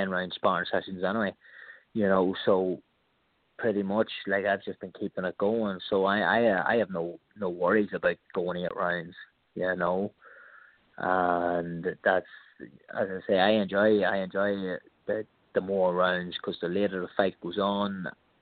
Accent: Ireland; moved away as an adult; now in United States; I'm from Ireland, you know what I mean? We never had Thanksgiving

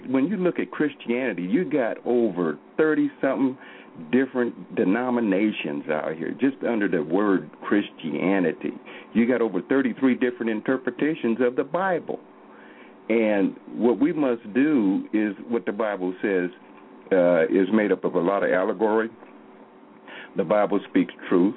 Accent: Oklahoma, United States; I'm from Oklahoma here

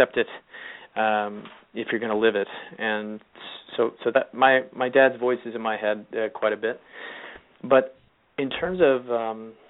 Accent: California, United States; moved away as an adult; now in New York, United States; I have friends from high school who I grew up in California, and weirdly, we all sort of moved to New York at different times

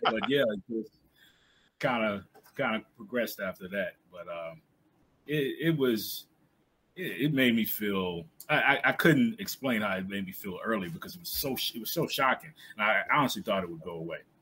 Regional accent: South Boston, Virginia, United States; moved away as an adult; now in Baltimore, United States; I'm from South Boston, Virginia, a small town in Southern Virginia, right on the borderline of North Carolina Virginia, about an hour or so outside of Raleigh. Uh, so I, I, grew up in that area

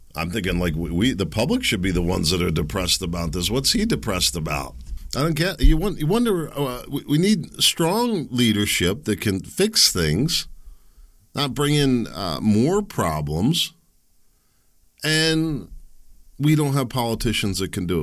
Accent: Pennsylvania, United States; I'm from Pennsylvania

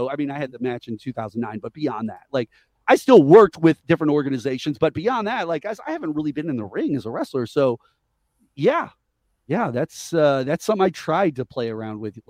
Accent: Missouri, United States; we're from Missouri

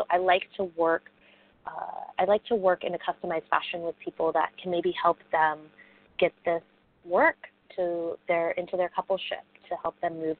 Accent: Bali, Indonesia; also born or lived in United States; Because I grew up there. So while I am American born, my family moved over there when I was young. So I grew up there. So I've got a lot of connections to Bali

